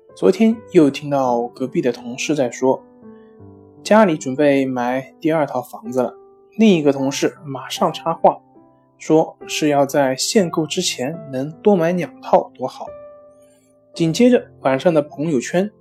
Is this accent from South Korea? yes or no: no; China; 我们中国人真的是太拼了